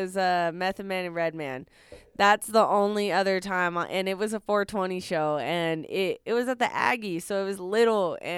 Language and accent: English; Fort Collins, Colorado, United States; I'm from Fort Collins